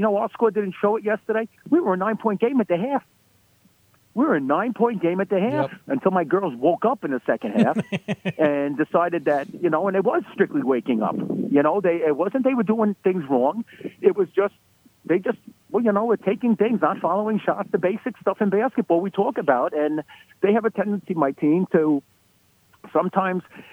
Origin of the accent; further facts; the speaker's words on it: New York City, New York, United States; I grew up in Brooklyn